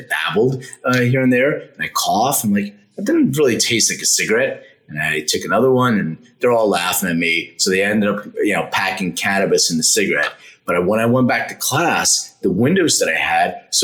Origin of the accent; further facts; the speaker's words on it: Philadelphia, Pennsylvania, United States; now in Los Angeles, United States; I'm from Philadelphia originally. I live in LA now.